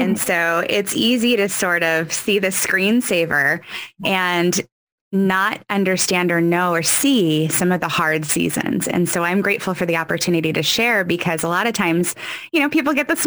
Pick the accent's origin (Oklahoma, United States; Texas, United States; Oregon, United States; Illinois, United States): Oregon, United States; Mid-Willamette Valley; also born or lived in East Coast, United States; I moved to Oregon when I was 9. So I've spent most of my life right here in the Mid-Willamette Valley.